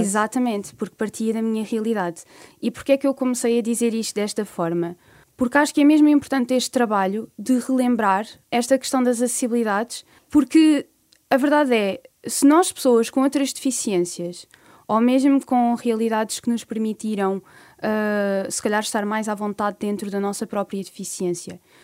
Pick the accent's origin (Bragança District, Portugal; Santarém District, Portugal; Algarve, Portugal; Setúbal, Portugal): Santarém District, Portugal; Alcobertas; now in Lisbon, Portugal; eu venho claro. da Vila de Alcobertas, que é uma vila dentro do distrito de Santarém